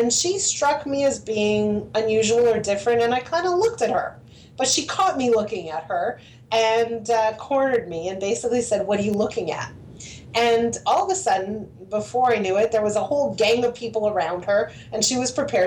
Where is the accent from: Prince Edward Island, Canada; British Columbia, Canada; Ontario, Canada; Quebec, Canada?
Quebec, Canada; Montreal; I grew up in Montreal, and I went to high school in Montreal.